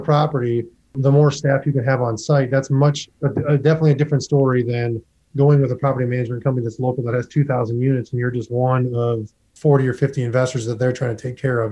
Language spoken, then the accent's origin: English; Midwest, United States; I was born and raised in the Midwest. I've always lived out in the Midwest